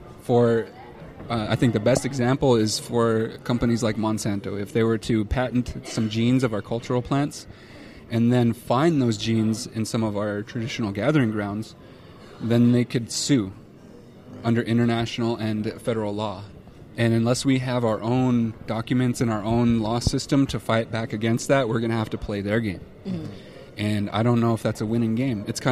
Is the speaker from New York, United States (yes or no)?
no; Confederated Salish and Kootenai Tribes, Montana, United States; where we're from, the Confederated Salish and Kootenai Tribes